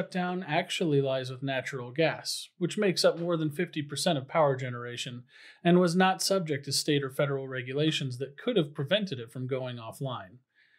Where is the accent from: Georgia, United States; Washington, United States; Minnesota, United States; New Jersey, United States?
Washington, United States; central; I grew up in central Washington, immersed in cowboy culture